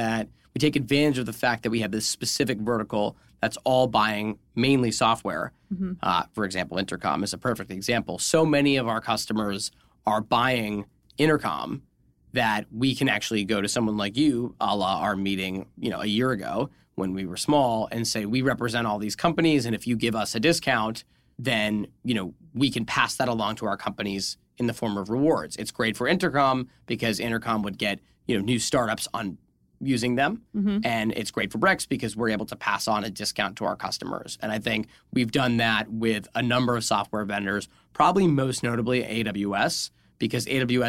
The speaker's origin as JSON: {"language": "English", "region": "New England", "country": "United States", "said": "We're both from New England. We know what goes down at the McDonald's."}